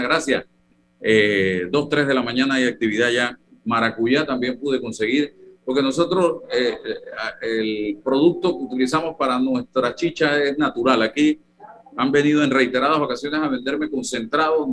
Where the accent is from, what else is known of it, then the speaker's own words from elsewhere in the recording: Chitré, Herrera, Panama; now in Panama City, Panama; Yo desde niño comía arroz con guandú. Eso sí, en mi tierra, Chitré, mi mamá le gusta hacer el arroz con el guandú verde